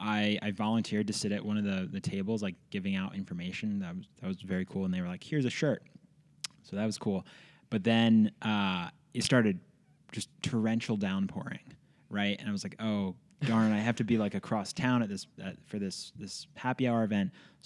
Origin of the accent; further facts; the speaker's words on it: Philadelphia, Pennsylvania, United States; now in Bozeman, United States; So I grew up in the middle of Philadelphia. I used to say I was like the Fresh Prince. I was born in West Philadelphia.